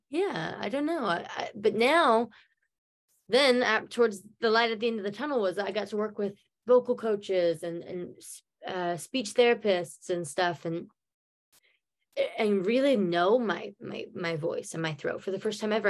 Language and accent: English; Norman, Oklahoma, United States; accent: American; my hometown norman